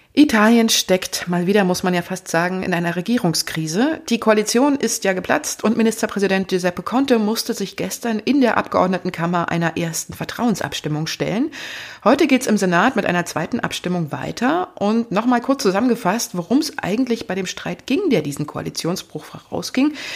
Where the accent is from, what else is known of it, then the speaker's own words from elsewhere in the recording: Germany; bei uns in Deutschland